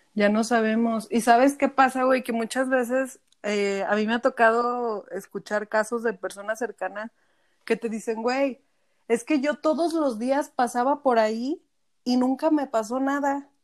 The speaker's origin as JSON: {"language": "Spanish", "region": "Aguascalientes", "country": "Mexico", "moved": "yes", "lives_now": "Zacatecas, Mexico", "said": "yo soy de Aguascalientes, pero vivo en Zacatecas"}